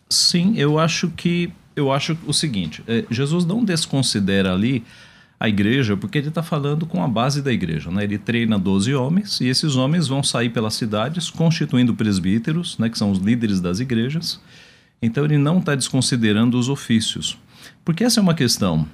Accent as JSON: {"language": "Portuguese", "region": "São Paulo", "country": "Brazil", "tie": "born or raised there", "also_born_or_lived": "Ceará (family)", "said": "Eu nasci em São Paulo, mas a minha família é do sertão do Ceará."}